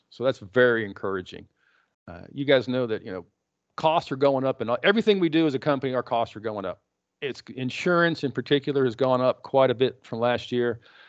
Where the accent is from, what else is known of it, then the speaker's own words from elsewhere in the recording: Texas, United States; we grew up in West Texas.